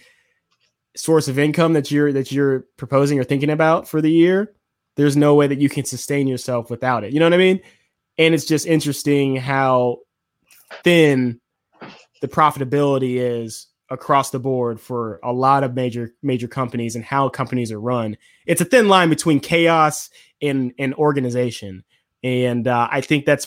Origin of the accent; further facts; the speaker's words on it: Atlanta, Georgia, United States; we're from Atlanta